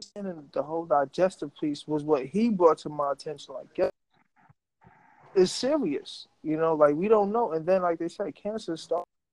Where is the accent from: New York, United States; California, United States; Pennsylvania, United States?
New York, United States; New York City; I grew up in New York City, like everything is at your front door. So you have so many food options. Like right across the street from my building in South Jamaica, Queens